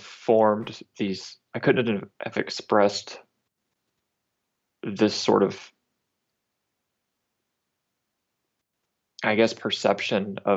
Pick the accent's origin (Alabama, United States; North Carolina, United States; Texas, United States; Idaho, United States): Alabama, United States; North; I grew up in North Alabama